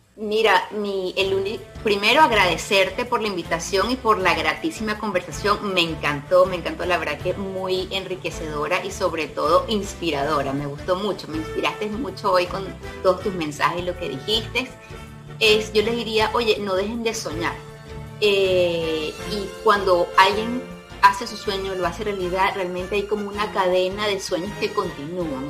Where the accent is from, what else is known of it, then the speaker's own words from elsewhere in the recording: Venezuela; moved away as an adult; now in Panama; nosotros salimos de Venezuela, salimos, como tú sabes, obligados